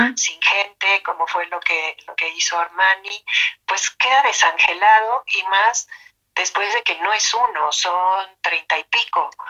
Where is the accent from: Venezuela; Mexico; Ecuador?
Mexico; Nosotros en México